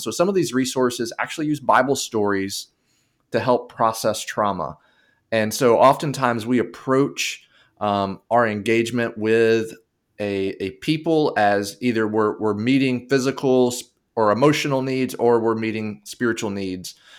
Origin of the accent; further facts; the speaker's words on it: United States; I'm speaking from the United Spa-, United States perspective.